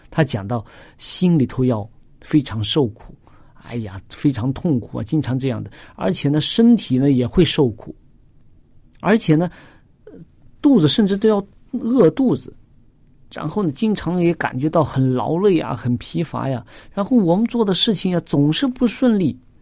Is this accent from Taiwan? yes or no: no; China; 我们中国人